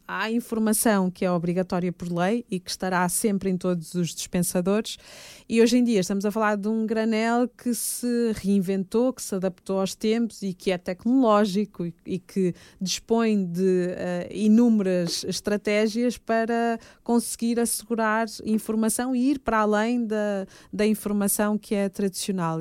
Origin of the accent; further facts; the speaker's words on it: Fafe, Norte, Portugal; moved away; also born or lived in Fervença / Braga / Porto; eu tenho essas raízes minhotas, Uh, tive o privilégio de ser educada uh, muito pelos, pelos meus avós e, portanto, estar em contexto de aldeia